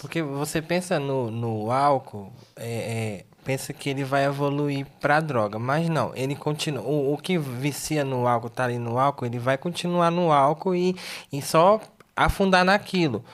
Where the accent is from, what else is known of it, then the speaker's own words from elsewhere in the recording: Tocantins, Brazil; moved away; sou lá do Tocantins